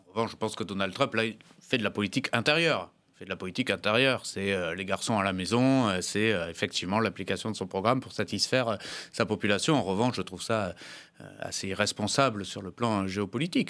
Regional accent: the South-West, south-west France, France; j'ai grandi dans le Sud-Ouest

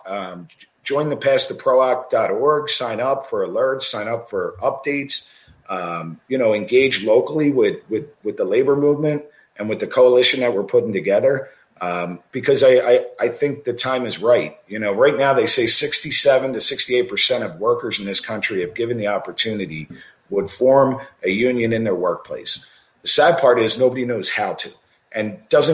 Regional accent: Pennsylvania, United States; I'm from Pennsylvania

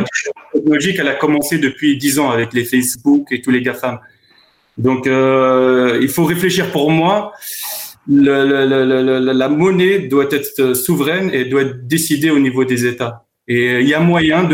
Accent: France; je suis issu euh, de parents qui sont issus de l'immigration, donc je suis né en France.

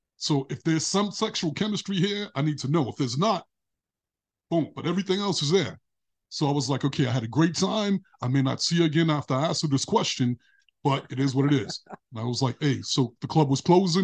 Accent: New York City, New York, United States; moved away as an adult; now in California, United States; when I was a kid growing up in Brooklyn, I was surrounded by broken relationships

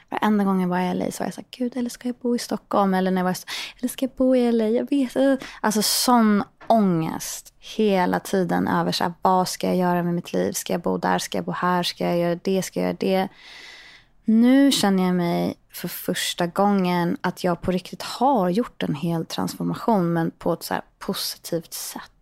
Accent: Portugal; Nej, men vi växte upp i Portugal och hit och dit.

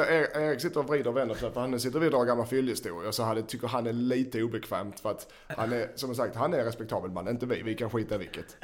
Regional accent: Sweden; vi är svenskar

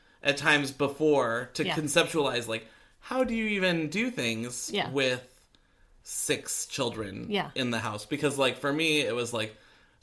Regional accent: Orange County, California, United States; I grew up in Orange County

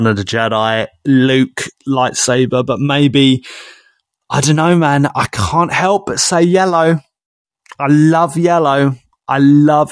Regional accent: Basildon, East of England, United Kingdom; I was from Basildon, Essex. I worked there

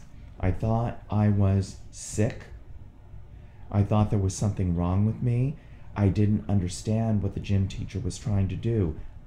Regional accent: Quantico, Virginia, United States; born there; So I was born in Quantico, Virginia, stayed there for 2 months.

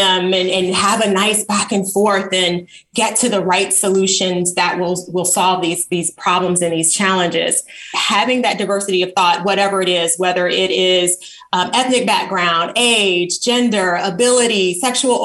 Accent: Chicago, Illinois, United States; moved away as an adult; also born or lived in Tuskegee, Alabama / Nigeria; I grew up on the South Side of Chicago in an environment that was predominantly Black

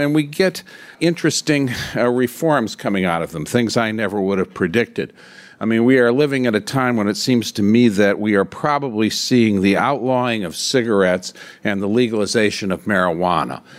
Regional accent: Michigan, United States; moved away; in my home state of Michigan

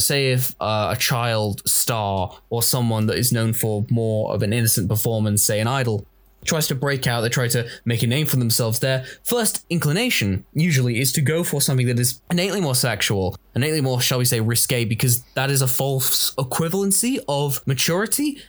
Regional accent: Manchester, North West England, United Kingdom; I'm from Manchester.

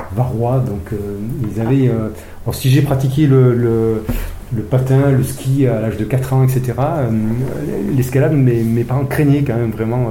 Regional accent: Briançon, Provence-Alpes-Côte d'Azur, France; moved away as an adult; je suis briançonné. Donc, je suis né à Briançon, dans les Hautes-Alpes où je suis né et j'en suis parti à 18 ans

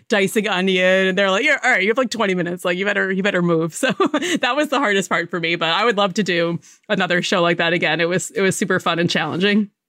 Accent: Connecticut, United States; I grew up in Connecticut, but we spent a lot of time in New York City

